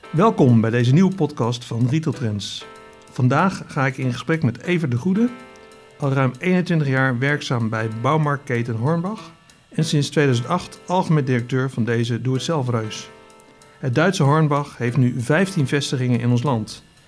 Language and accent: Dutch; Netherlands; wij als Hollanders